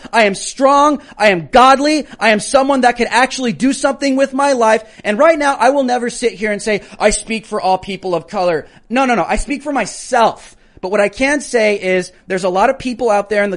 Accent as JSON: {"language": "English", "country": "United States", "said": "I'm an American."}